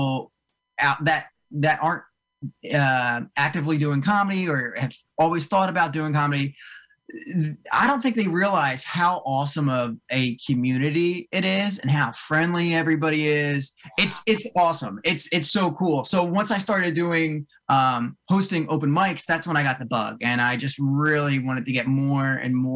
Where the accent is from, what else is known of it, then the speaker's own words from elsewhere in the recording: Cherry Hill, New Jersey, United States; I grew up in South Jersey. I grew up right outside of like Cherry Hill, way down south. And I live up in like right north of Morristown